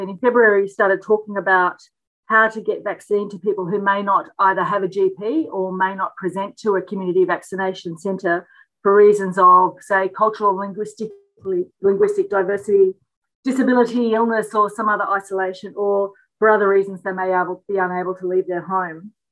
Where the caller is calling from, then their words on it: Victoria, Australia; I'm calling from Wairong country this morning, and I'm so pleased to be invited back again.